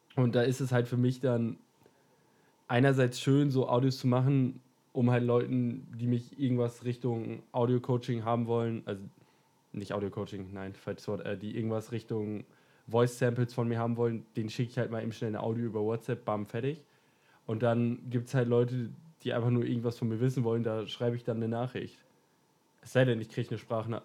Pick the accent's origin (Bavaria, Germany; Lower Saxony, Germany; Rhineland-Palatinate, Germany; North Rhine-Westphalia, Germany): Lower Saxony, Germany; Ich komme aus dem wunderschönen Deutschland, bin hier geboren, bin hier aufgewachsen